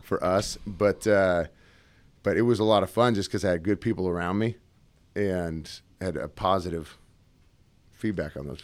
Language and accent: English; Seattle, Washington, United States; also born or lived in Gig Harbor, Washington; I'm originally from Washington State, Seattle area, moved all around there